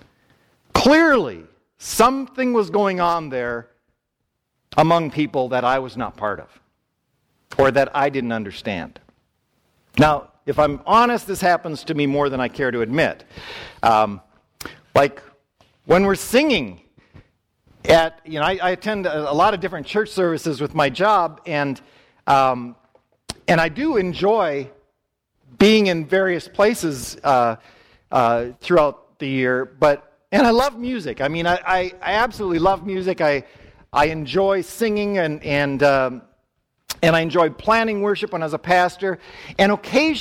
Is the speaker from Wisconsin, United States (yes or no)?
yes; Wisconsin, United States; I grew up in church in Wisconsin